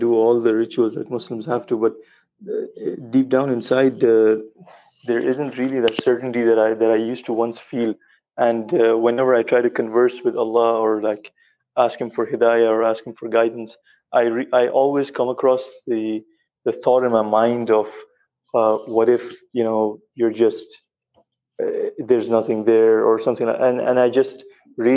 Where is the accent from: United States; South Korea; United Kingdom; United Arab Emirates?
United Arab Emirates; I'm from the UAE. I'm originally from Pakistan, but I've been born and raised